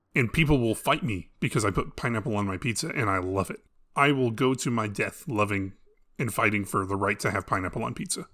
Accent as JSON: {"language": "English", "country": "United States", "said": "as an American"}